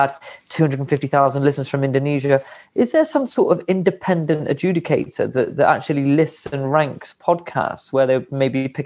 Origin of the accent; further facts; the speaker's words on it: West Midlands, United Kingdom; now in Frome, United Kingdom; We're both based in a town called Froome near Bath in Somerset, but I'm actually from the West Midlands.